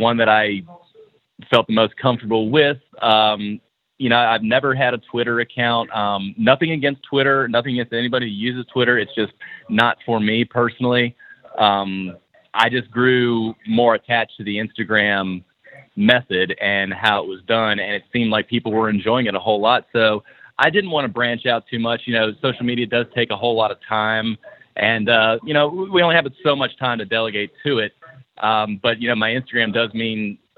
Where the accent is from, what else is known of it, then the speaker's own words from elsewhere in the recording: Blacksburg, Virginia, United States; also born or lived in Roanoke, Virginia; I grew up in the Virginia area from Blacksburg, and we moved to Roanoke